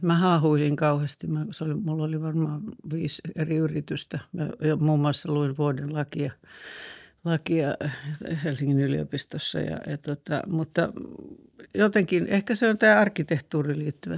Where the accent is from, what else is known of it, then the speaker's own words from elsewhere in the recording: Karkkila, Uusimaa, Finland; oli lukiossa mun kanssa Karkkilassa – kun on maalta kotoisin se Karkkilan ympäristö